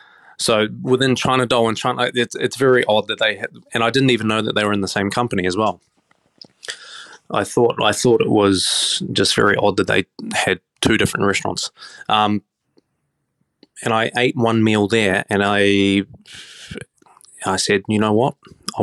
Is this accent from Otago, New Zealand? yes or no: no; Auckland, New Zealand; now in Australia; New Zealand, growing up in Auckland, can be quite a small place.